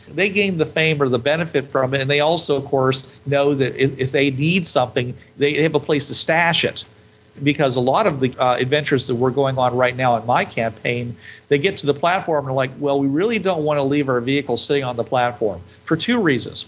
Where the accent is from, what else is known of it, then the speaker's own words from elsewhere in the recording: United States; I'm an American